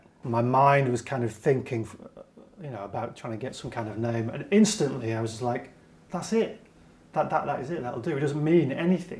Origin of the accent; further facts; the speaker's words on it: Wigan, North West England, United Kingdom; moved away as an adult; also born or lived in Blackpool / London; I'm from Wigan originally.